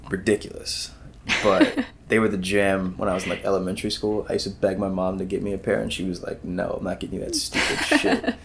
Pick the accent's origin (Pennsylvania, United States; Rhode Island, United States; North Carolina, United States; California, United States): North Carolina, United States; I'm from North Carolina